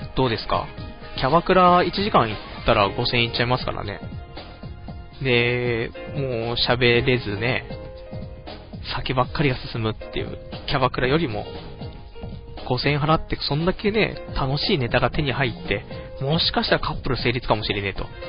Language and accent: Japanese; Saitama, Japan; 僕の地元の埼玉の